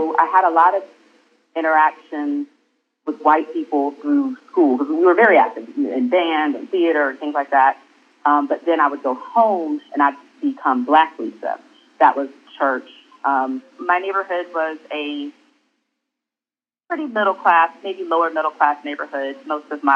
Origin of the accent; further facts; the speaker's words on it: Nashville, Tennessee, United States; also born or lived in Portsmouth, Virginia; So I grew up in Nashville, but I was born in Portsmouth, Virginia